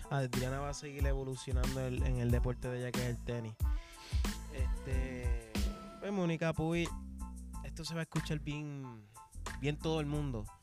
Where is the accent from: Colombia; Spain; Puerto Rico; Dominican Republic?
Puerto Rico; Tú sabes, yo soy puertorriqueña